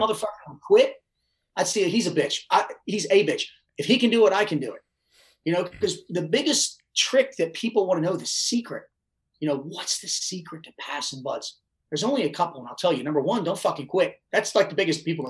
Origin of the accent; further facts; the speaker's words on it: Baltimore, Maryland, United States; I'm from Baltimore